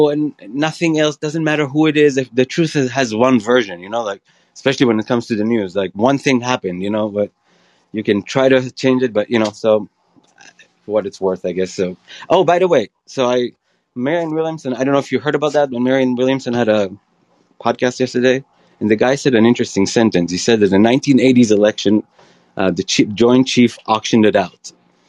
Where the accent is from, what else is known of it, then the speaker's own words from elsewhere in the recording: Israel; moved away; I grew up in Israel